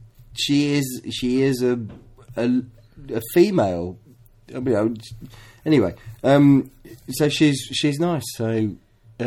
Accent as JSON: {"language": "English", "town": "Leicester", "region": "East Midlands", "country": "United Kingdom", "tie": "born or raised there", "said": "I'm from Leicester, so we are the first city in the UK to be the majority"}